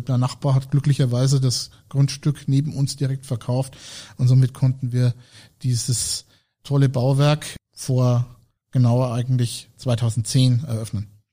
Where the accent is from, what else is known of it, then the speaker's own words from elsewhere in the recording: Franconia, Bavaria, Germany; ich komme hier aus der Region